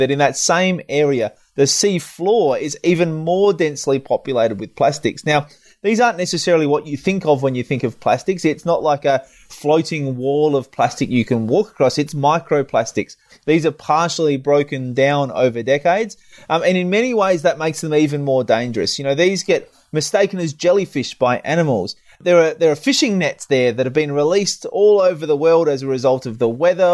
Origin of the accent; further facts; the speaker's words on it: South Australia, Australia; my home state, South Australia